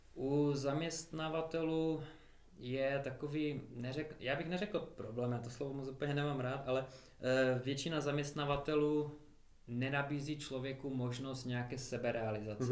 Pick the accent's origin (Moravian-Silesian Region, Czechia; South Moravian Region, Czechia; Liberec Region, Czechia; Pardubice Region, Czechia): Moravian-Silesian Region, Czechia; Karviná; moved away as an adult; also born or lived in Manchester, England; now in Mikulov, Czech Republic; jsme vlastně, pocházíme z jednoho města, z Karviné